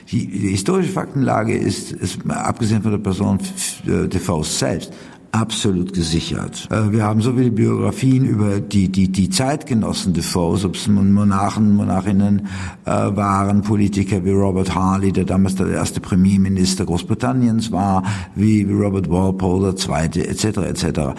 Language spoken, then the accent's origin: German; Switzerland; Ich komme ja aus der Schweiz. Da kann man wirklich von einer heilen Welt im Kontrast sprechen, wo wir sogar eine Basisdemokratie haben.